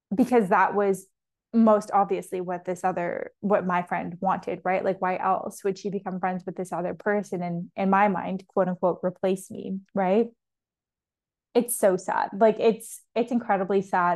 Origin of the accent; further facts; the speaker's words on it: Toronto, Ontario, Canada; accent: Canadian; first language English; moved away; if you're in Toronto, like where I'm from